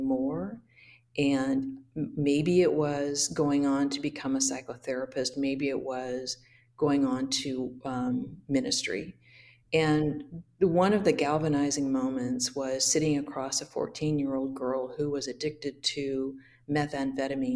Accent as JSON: {"language": "English", "town": "Hood River", "region": "Oregon", "country": "United States", "tie": "born or raised there", "said": "my home church where I grew up in Hood River"}